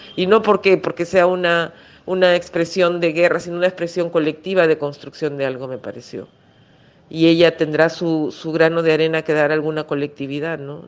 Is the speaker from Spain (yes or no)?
no; Peru; also born or lived in Germany / Argentina; Me siento muy china en Perú y muy poco china en China en el sentido del lenguaje